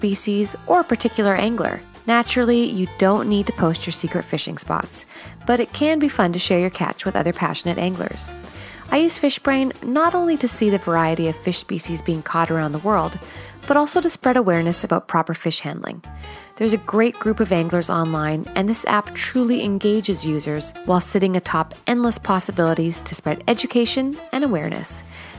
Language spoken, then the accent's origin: English; Canada; I'm Canadian